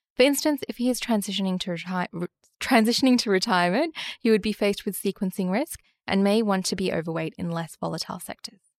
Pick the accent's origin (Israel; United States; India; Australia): Australia; As an Australian